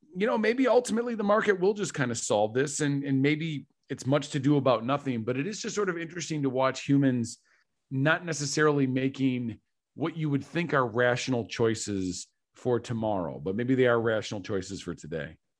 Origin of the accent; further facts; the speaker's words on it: Michigan, United States; we're from Michigan